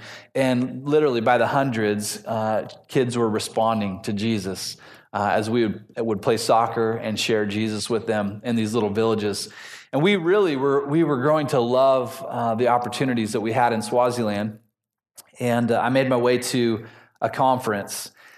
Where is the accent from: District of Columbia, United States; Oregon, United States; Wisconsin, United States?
Oregon, United States; Newberg; moved away as an adult; now in Ethiopia; I grew up in Newburgh, Oregon. You guys know where Newburgh's at? And when I was there, it was about half the size that it is now.